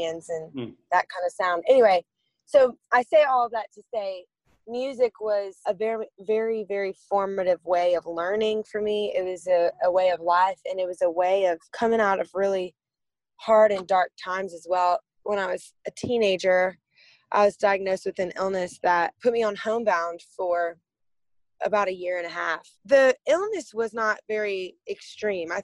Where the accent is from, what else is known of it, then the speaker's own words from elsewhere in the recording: Lafayette, Louisiana, United States; Lafayette is, in retrospect to really big cities, I would say it's on the smaller side of things. There's about 150,000 people that live there. I grew up surrounded by this culture of music